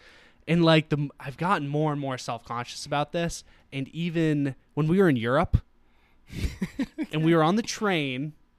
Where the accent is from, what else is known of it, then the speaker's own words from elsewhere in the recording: United States; I'm American.